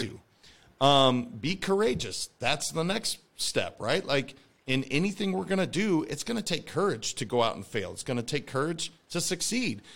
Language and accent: English; Montana, United States; I'm a kid from Montana.